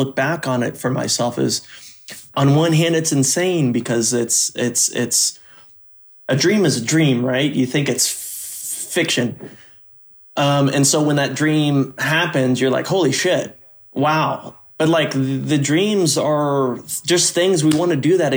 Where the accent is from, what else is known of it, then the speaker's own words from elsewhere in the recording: Oklahoma, United States; I grew up in Oklahoma woods